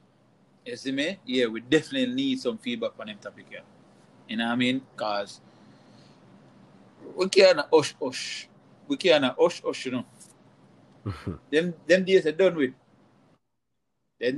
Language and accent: English; Jamaica; moved away; We are Jamaican